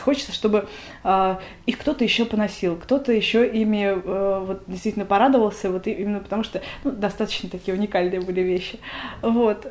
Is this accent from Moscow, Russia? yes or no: yes; Moscow, Russia; я родилась в Москве